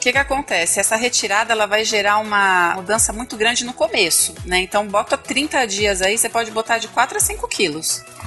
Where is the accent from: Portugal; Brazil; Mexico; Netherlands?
Brazil; Vila Velha, Espírito Santo; Espírito Santo, Vila Velha, Espírito Santo